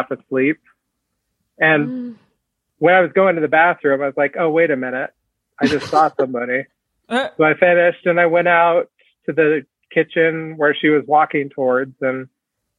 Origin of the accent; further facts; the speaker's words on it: Fort Collins, Colorado, United States; I grew up in Northern Colorado, Fort Collins, which is just about 50 miles north of Denver